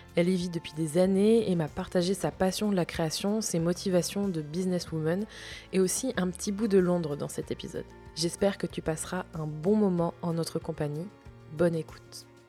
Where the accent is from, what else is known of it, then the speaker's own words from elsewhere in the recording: Brittany, France; moi, la bretonne